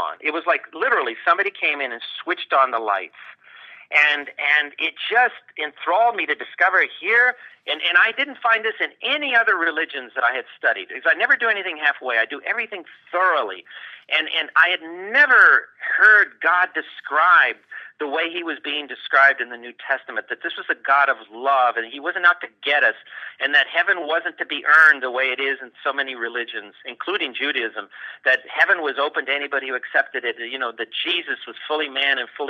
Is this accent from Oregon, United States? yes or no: no; Los Angeles, California, United States; moved away as an adult; also born or lived in Ithaca, New York / Cambridge, Massachusetts; I was born in East Los Angeles. That's the poor part of Los Angeles. And I was raised in a Christian home